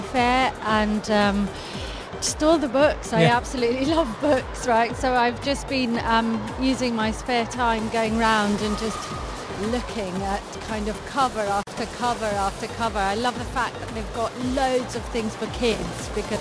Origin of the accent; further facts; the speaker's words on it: Crete, Greece; moved away as an adult; also born or lived in United Kingdom; I am from Crete, as you know, in Greece. I am the daughter of a fisherman and I am the child of restaurateurs